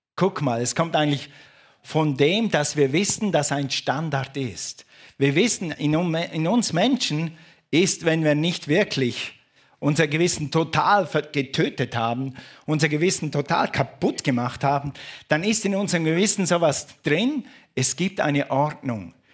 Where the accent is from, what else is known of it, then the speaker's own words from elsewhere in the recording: Switzerland; ich bin ein Schweizer.